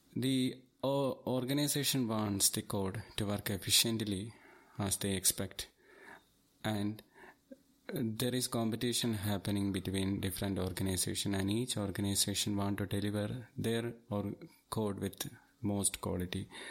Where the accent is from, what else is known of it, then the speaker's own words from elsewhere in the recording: Thiruvananthapuram, Kerala, India; I am from Thiruvananthapuram and I have more than fourteen years experience in I T.